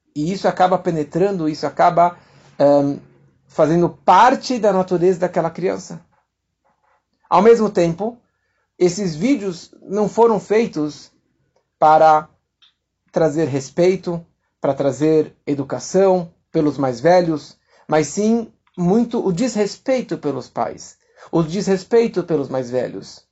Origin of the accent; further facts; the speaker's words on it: São Paulo, Brazil; Eu nasci aqui em São Paulo, no bairro de Santana